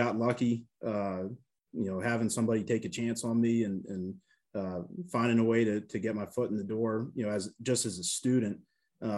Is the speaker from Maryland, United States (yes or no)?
yes; Baltimore, Maryland, United States; now in Manhattan, Kansas, United States; I'm originally from Baltimore, Maryland. I grew up in a pro town